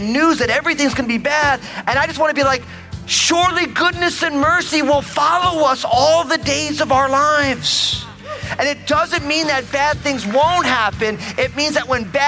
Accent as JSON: {"language": "English", "region": "New Jersey", "country": "United States", "tie": "born or raised there", "also_born_or_lived": "Northwest United States", "moved": "yes", "lives_now": "Northwest, United States", "said": "I grew up in New Jersey, my home state, as an all-Italian kid"}